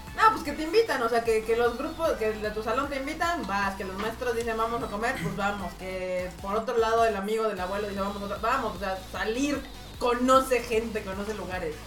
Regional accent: Mexico; como mexas latinos

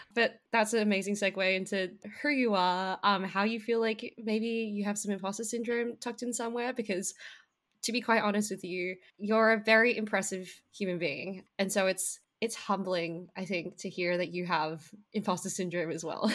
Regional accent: Australia; I was born in Australia

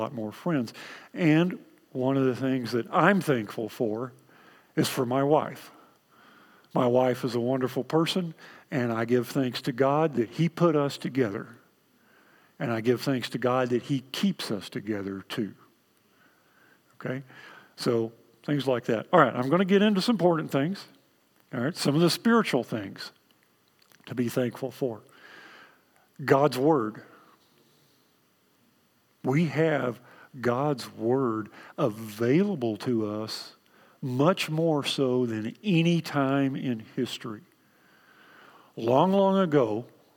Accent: Texas, United States; accent: Texan; My native language is Texan

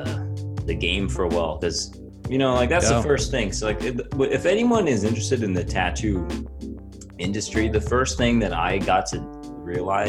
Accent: El Paso, Texas, United States; moved away; originally I'm from El Paso, Texas.

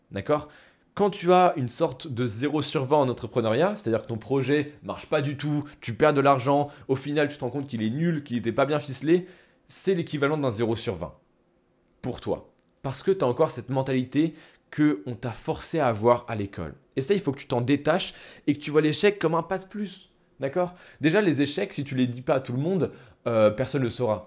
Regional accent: France; Nous, en tant que Français, on a été à l'école

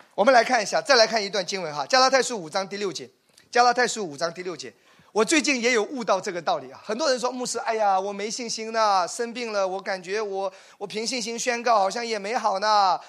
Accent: Wenzhou, Zhejiang, China; 因为我是属于典型的留守儿童。我我我是温州人，其实我们父母都有个共同点，早早的出去做生意了。然后就跟跟那些爷爷奶奶、外公外婆一起

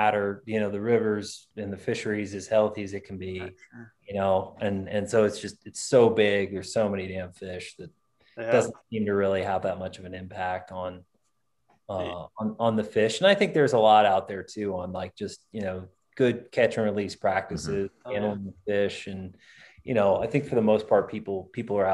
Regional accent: Texas, United States; now in Montana, United States; I'm from Texas

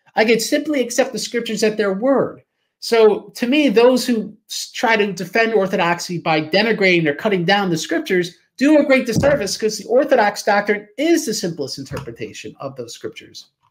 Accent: United States; I'm an American

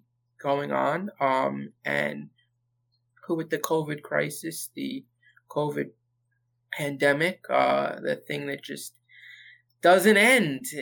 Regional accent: New Jersey, United States; born and raised in New Jersey

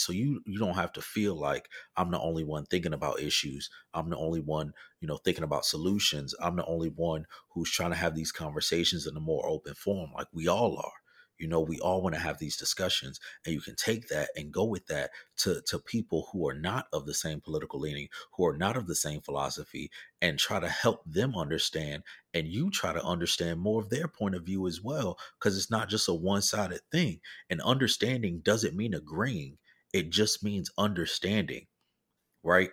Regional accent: the South, United States; I'm from the South

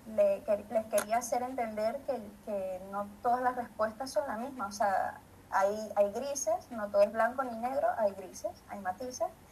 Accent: Maracay, Aragua, Venezuela; now in Madrid, Spain; soy de Maracay, de Venezuela

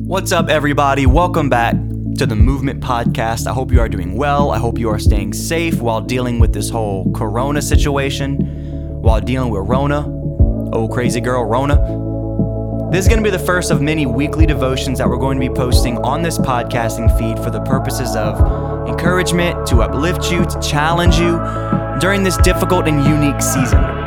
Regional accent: United States; I'm an American. And I thank God that I'm an American. I thank God that He allowed me the opportunity to be born in this wonderful country

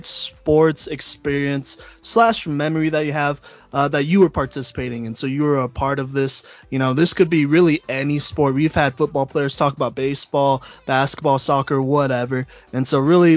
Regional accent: Texas, United States; now in Colorado, United States; I'm actually from Texas

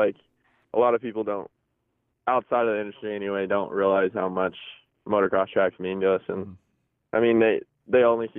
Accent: Pacific Northwest, United States; We're actually from the Pacific Northwest.

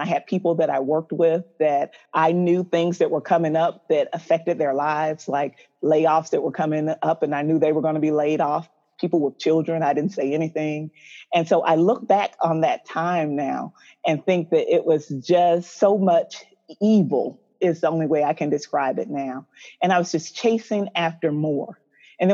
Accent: Atlanta, Georgia, United States; also born or lived in Tacoma, Washington; I was born in Tacoma, Washington, but I've been here in Atlanta most of my life. So I did both high school, undergrad, all of my education and everything here

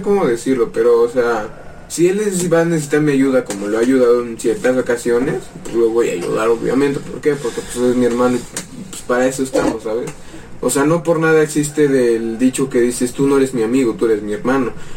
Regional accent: Mexico City, Mexico; also born or lived in Tlaxcala; Nacimos acá, pero vivimos nueve años allá.

